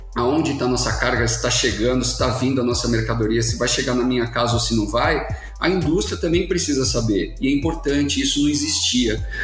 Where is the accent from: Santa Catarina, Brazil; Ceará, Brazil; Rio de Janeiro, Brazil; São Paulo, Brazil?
São Paulo, Brazil; Santos; Sou de Santos, santista apaixonado de coração